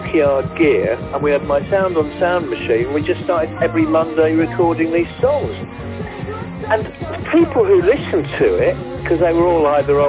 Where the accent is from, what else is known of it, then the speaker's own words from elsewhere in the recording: Colchester, East of England, United Kingdom; we're from Colchester, and we were a really tight little glam rock band